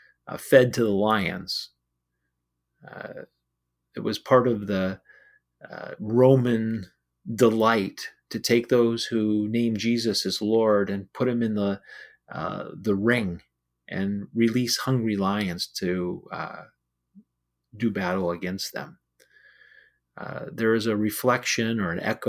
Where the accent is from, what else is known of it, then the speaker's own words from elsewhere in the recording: United States; As an American, I live in general peace